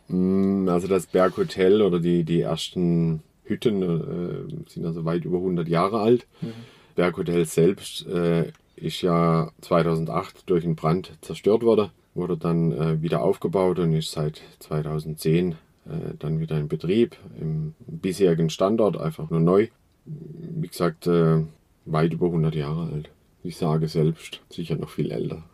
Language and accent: German; Kinzigtal, Black Forest, Baden-Württemberg, Germany; der Schwarzwald ist meine Heimat. Ja, bin hier geboren im Kinzigtal.